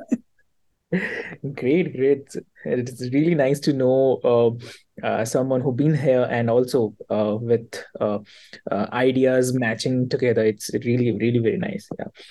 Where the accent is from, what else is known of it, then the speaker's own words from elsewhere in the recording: Delhi, India; I'm from Delhi